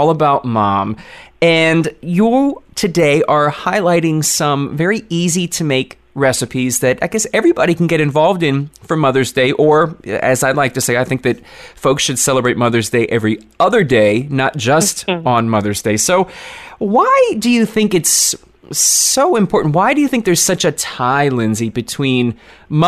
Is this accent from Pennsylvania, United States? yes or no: yes; Philadelphia, Pennsylvania, United States; Being from Philadelphia